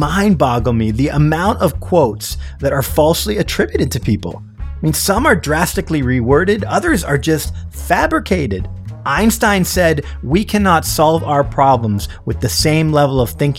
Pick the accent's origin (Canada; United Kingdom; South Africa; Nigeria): Canada; moved away as an adult; also born or lived in San Francisco, United States; now in Toronto, Canada; I grew up in Canada. I moved to San Francisco when I was 25 years old.